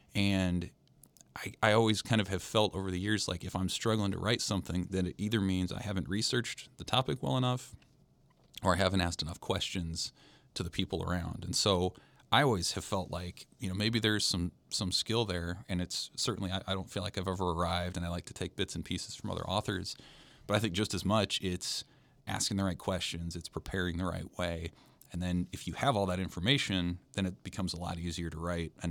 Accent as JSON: {"language": "English", "town": "Lincoln", "region": "Nebraska", "country": "United States", "tie": "born or raised there", "said": "I'm from Lincoln, grew up, went to Lincoln Southeast"}